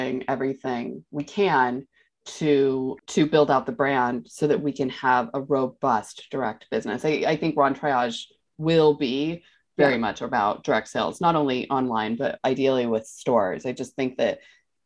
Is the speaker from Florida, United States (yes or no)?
no; New York, United States; as a mom, as a New Yorker, as a woman in fashion